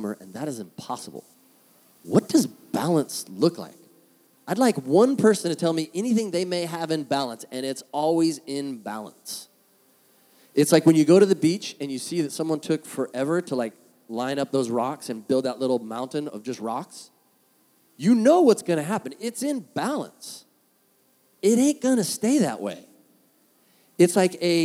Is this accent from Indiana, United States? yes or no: no; San Diego, California, United States; moved away as an adult; now in Orange County, United States; being from San Diego